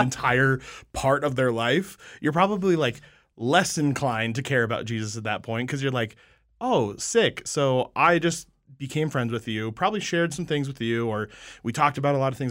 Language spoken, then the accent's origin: English; Colorado, United States; I'm from Colorado